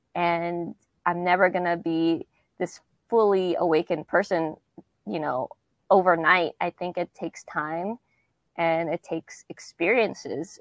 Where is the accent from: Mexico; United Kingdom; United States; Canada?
United States; Southern California; born or raised there; moved away as an adult; also born or lived in Kansas City, Missouri; now in Nashville, United States